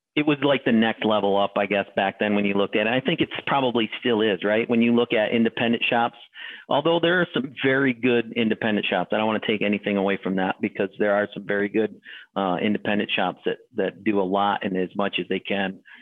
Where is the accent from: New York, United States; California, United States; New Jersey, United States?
New York, United States; Adirondack area, northern; upstate for me would be northern New York. So the Adirondack area